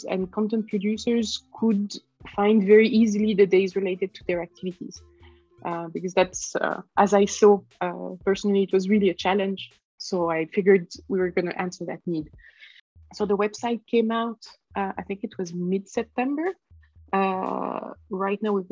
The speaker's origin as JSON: {"language": "English", "country": "Switzerland", "said": "I'm from Switzerland"}